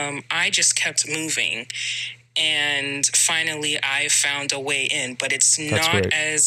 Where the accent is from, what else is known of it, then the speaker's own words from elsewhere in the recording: New England, United States; moved away; I know for me, I come from the New England area and I moved to the West Coast.